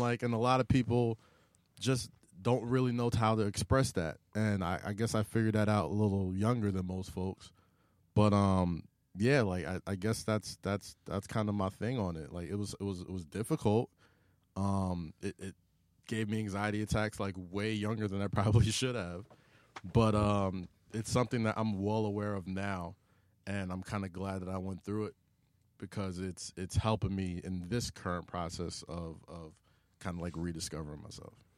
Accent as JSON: {"language": "English", "town": "New York City", "region": "New York", "country": "United States", "tie": "born or raised there", "said": "I was growing up in Staten Island"}